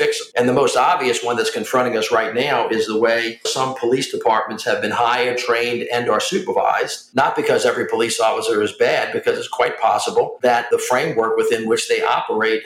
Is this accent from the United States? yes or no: yes; the South, United States; I'm a Southerner